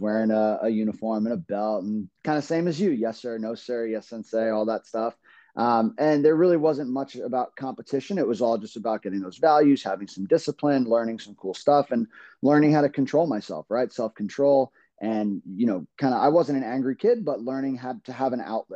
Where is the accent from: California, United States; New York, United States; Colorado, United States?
New York, United States; New York City; moved away as an adult; now in Rhode Island, United States; I grew up in Brooklyn, New York. I'm a New Yorker, lived there for 25 years.